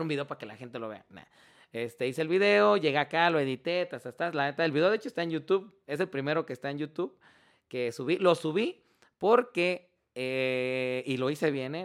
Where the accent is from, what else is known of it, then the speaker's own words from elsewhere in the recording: Mexico; nosotros como mexicanos